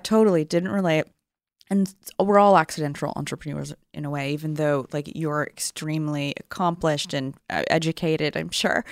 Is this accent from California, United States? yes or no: yes; Sacramento, California, United States; also born or lived in San Diego, California; I was born in San Diego. I lived there till I was seven. And then I think that got really expensive and my grandparents were up in the Bay Area in Marin County, so we moved to Sacramento.